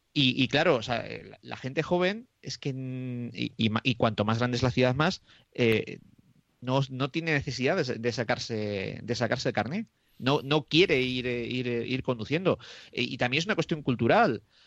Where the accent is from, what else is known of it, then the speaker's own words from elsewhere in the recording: Roa, Castile and León, Spain; en mi pueblo que es eh, de Roa, que está a 17 kilómetros de Aranda de Duero.